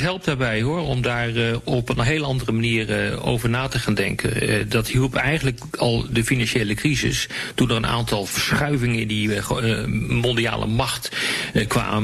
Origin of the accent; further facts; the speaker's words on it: Netherlands; als Nederlanders, als Europeanen